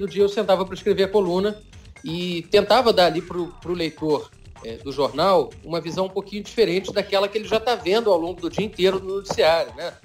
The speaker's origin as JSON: {"language": "Portuguese", "region": "Rio de Janeiro", "country": "Brazil", "also_born_or_lived": "Brasília / London", "moved": "as an adult", "said": "eu sou carioca, já estava quase 10 anos fora da cidade"}